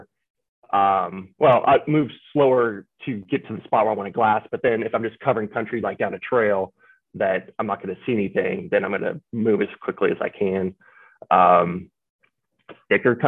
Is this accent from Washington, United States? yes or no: yes; Washington, United States; born and raised in Washington